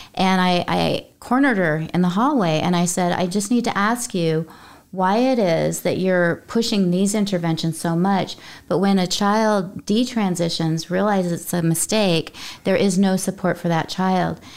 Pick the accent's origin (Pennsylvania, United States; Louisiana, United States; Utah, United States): Utah, United States; I come from Utah, which is generally thought of as a conservative state.